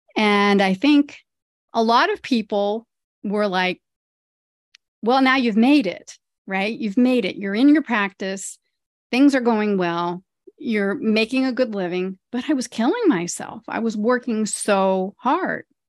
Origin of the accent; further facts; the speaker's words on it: Ohio, United States; now in New Jersey, United States; I grew up in Ohio. I grew up on a farm in Ohio, and now I live in the suburbs of New Jersey